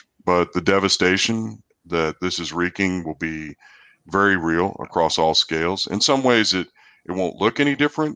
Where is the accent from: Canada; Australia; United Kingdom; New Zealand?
New Zealand; now in College Station, United States; I'm also a New Zealander, and my family's 10,000 miles away